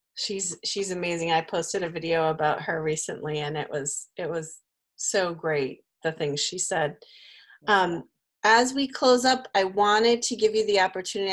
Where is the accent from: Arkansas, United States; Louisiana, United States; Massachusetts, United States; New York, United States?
Massachusetts, United States; Newton; also born or lived in Brookline; I'm from the Brookline area. I actually grew up in Newton